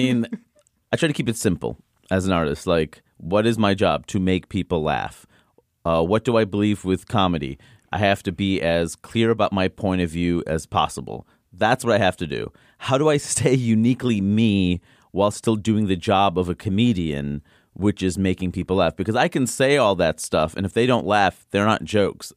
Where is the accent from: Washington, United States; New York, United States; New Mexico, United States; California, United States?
New York, United States; New York City; I grew up in Queens